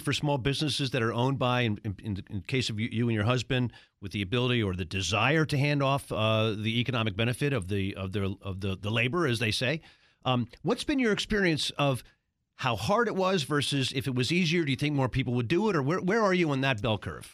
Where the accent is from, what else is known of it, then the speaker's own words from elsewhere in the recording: Baltimore, Maryland, United States; in Baltimore? My hometown?